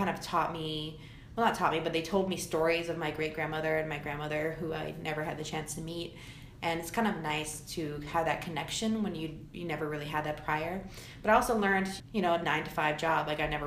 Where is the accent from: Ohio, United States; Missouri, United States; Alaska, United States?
Alaska, United States; Anchorage; being raised in Alaska. I mean, I was raised here in Anchorage